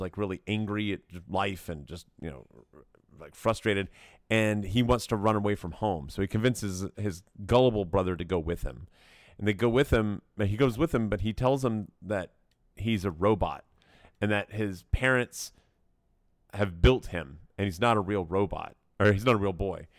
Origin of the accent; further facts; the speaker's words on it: Knoxville, Tennessee, United States; I grew up in Knoxville